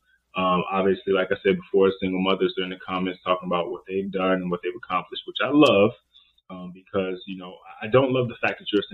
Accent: Oakland, Richmond, San Francisco Bay Area, California, United States; I'm from the Oakland, Richmond, San Francisco Bay area

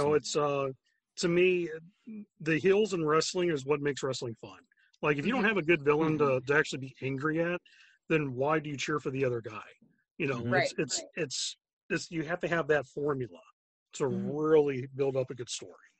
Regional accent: the South, United States; I mean, I grew up in the South, so, I mean, it's like, you got, like, Jesus, NASCAR, and wrestling.

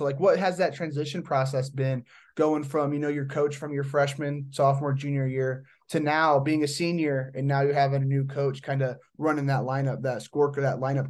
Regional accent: Indiana, United States; I'm from Indiana, so like, I mean, we're country, but we're not like that country.

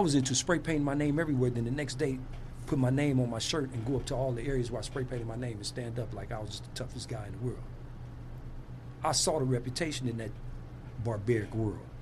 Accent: Compton, California, United States; I'm Compton made

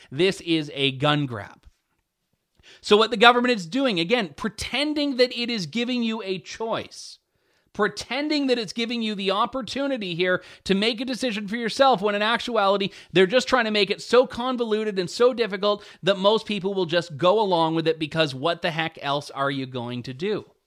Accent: Ontario, Canada; I, I was raised in Ontario, and I've lived here uh, all of my life

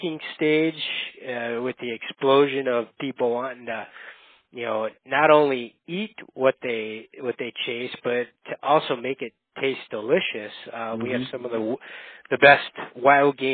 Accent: Upper Peninsula of Michigan, United States; moved away as an adult; now in Minnesota, United States; I grew up in the Upper Peninsula of Michigan. So if you're familiar with the term youper, I'm a youper.

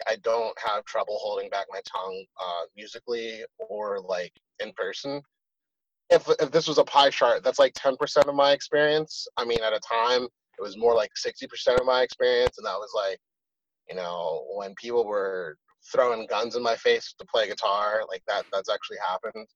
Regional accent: Philadelphia, Pennsylvania, United States; growing up in Philly was a fucking whirlwind, to say the least.

